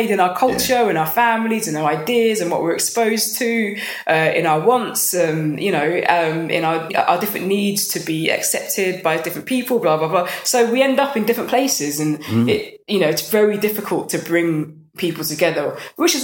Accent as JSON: {"language": "English", "region": "London", "country": "United Kingdom", "said": "I'm from North London. I'm from a good area"}